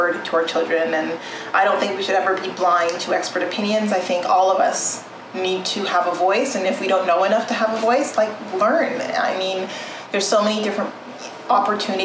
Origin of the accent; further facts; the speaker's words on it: Southern Ontario, Canada; also born or lived in Edmonton, Alberta / Toronto / France; I was born in Edmonton, Alberta, and my parents migrated to Southern Ontario, where I spent the majority of my life. I grew up in small towns before moving to Toronto